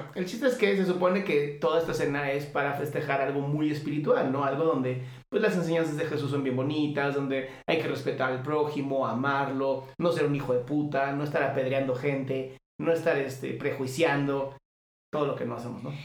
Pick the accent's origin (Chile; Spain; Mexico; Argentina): Mexico